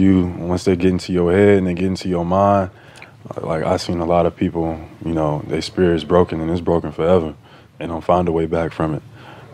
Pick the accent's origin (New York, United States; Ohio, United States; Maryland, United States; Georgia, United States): Georgia, United States; Atlanta; I'm from Atlanta.